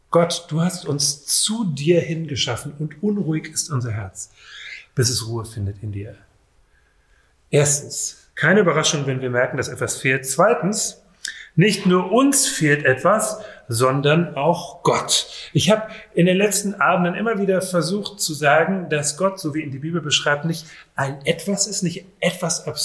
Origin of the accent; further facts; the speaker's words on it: Rhineland, Germany; Es kann einen geradezu, und das ist jetzt ein rheinisches schönes Wort. Ich komme ursprünglich aus dem Rheinland.